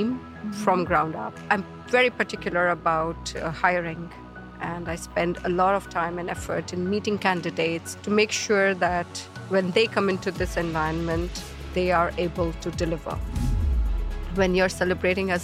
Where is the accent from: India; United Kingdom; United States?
India; Kolkata, West Bengal; moved away as an adult; also born or lived in Dubai; I grew up in Kolkata. It was my hometown.